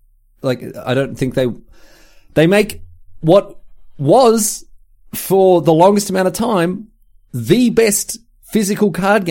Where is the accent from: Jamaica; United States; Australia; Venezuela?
Australia; I offered $20 Australian because we're Australian.